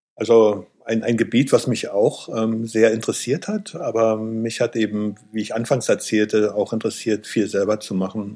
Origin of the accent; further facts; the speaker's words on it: Eberswalde, Brandenburg, Germany; in meiner Heimatstadt Eberswalde gab es einen Maler